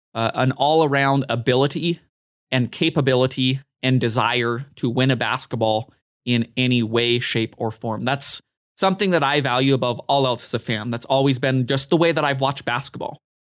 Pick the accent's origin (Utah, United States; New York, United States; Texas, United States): Utah, United States; I grew up in Utah